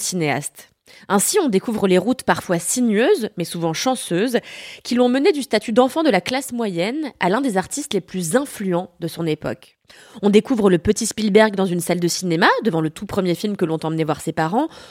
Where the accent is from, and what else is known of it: France; also born or lived in Paris